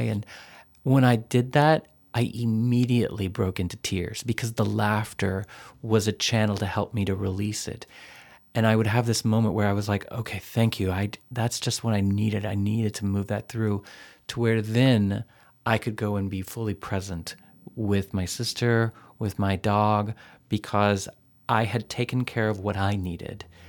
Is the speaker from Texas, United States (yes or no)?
yes; Texas, United States; moved away; a boy growing up in Texas